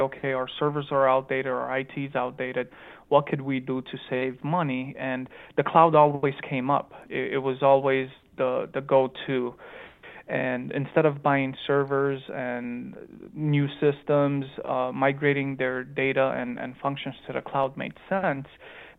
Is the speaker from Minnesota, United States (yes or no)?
no; Chicago, Illinois, United States; accent: Romanian accent mixed with a Chicagoan accent; moved away as an adult; also born or lived in Romania; I was actually born in Romania, but I grew up in Chicago, Illinois